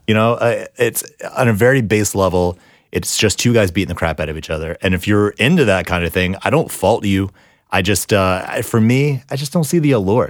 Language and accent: English; North Carolina, United States; I am from North Carolina